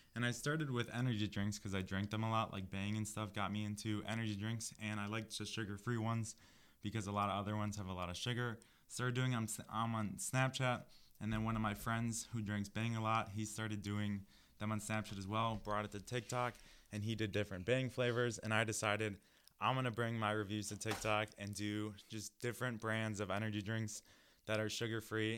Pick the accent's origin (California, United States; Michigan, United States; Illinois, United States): Illinois, United States; New Lenox; moved away; I am from the Chicago area, uh, more specifically, a Southwest suburb called New Lenox, Illinois.